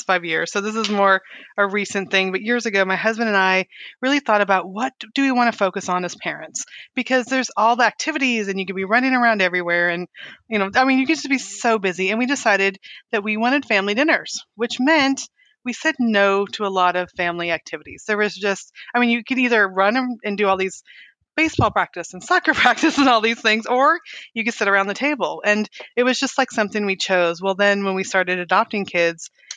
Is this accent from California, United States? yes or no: yes; Weed, California, United States; I grew up in Northern California in a town called Weed